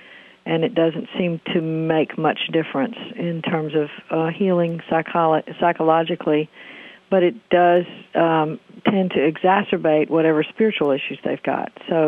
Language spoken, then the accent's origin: English; the South, United States; I am from the South, and I live in the Bible Belt, what we call here, lovingly call the Bible Belt.